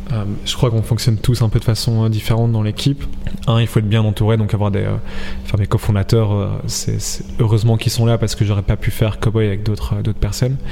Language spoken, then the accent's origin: French; Belgium; on est belge, on vient de la même région